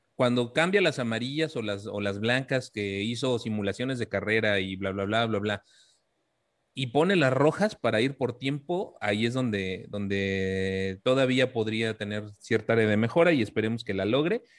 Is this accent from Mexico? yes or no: yes; Mexico